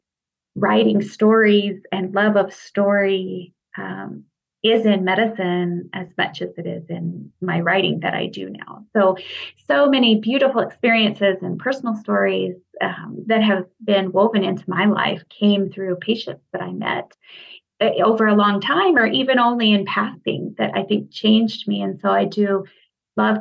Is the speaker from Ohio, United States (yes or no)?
no; Nebraska, United States; moved away as an adult; now in Utah, United States; I grew up in Nebraska, and I started out working there